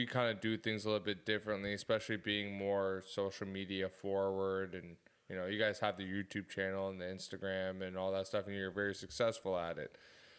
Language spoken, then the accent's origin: English; Oakville, Ontario, Canada; Yeah, we're from Oakville.